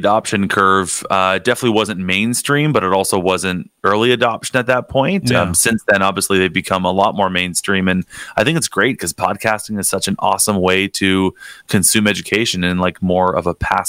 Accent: Niagara Falls, Ontario, Canada; I grew up in Niagara Falls, so I've been here my whole life.

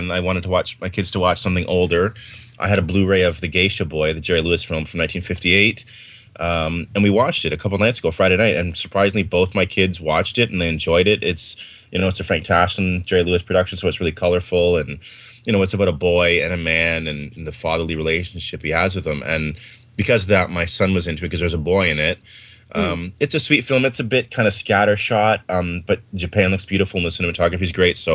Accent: Port Hope, Ontario, Canada; my hometown, Port Hope, Ontario.

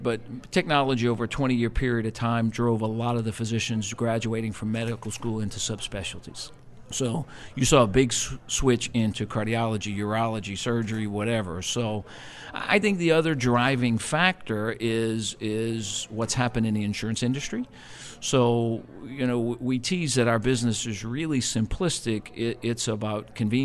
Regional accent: New Orleans, Louisiana, United States; also born or lived in Houston; both born and raised, my partner and I, born and raised in New Orleans

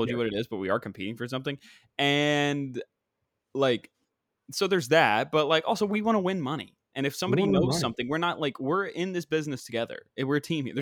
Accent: New York City, New York, United States; I'm from Queens

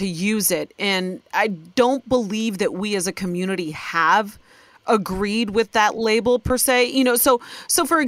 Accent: Ohio, United States; born or raised there

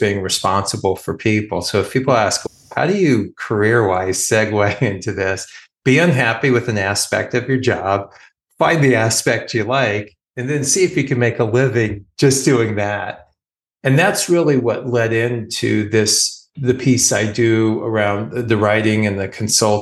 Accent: California, United States; now in Philadelphia area, United States; I'm from California

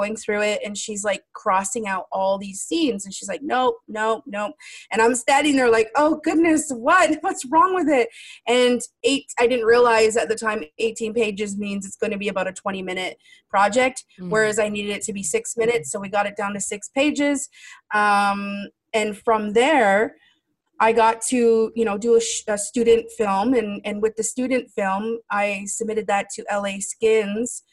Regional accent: Six Nations, Ontario, Canada; moved away as an adult; now in Vancouver, Canada; I grew up in Six Nations in Ontario, and I've been on unceded territories here in the West Coast for the past 8 years.

